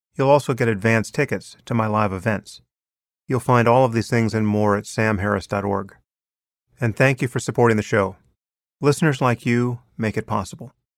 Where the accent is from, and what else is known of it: United States